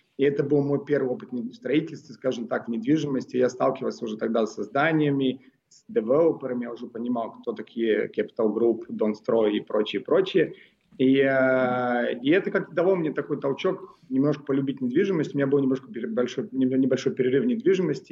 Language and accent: Russian; Moscow, Russia; born or raised there; also born or lived in Belgrade, Serbia